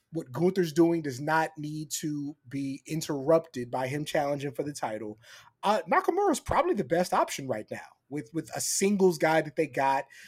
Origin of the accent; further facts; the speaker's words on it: San Antonio, Texas, United States; in San Antonio, uh, my hometown, shout out San Antonio